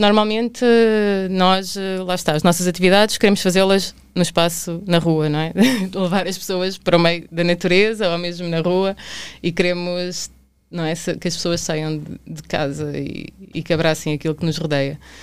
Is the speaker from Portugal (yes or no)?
yes; Tomar, Centro, Portugal; eu sou de Tomar